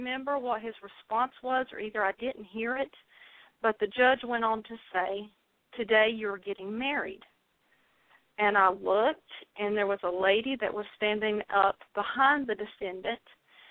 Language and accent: English; North Carolina, United States; accent: southern drawl; excuse the southern drawl. I am from North Carolina.